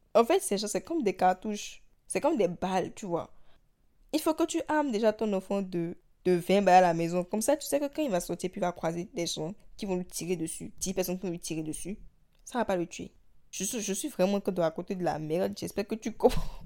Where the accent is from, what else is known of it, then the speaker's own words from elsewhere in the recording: Benin; d'où moi je viens, du Bénin